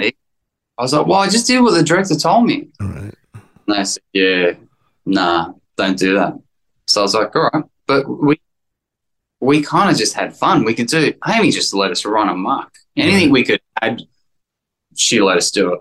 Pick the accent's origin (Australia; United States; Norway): Australia; accent: Australian; moved away as an adult; I was so Australian, you know. I mean, not that I'm less Australian, but I just didn't understand how it worked in America.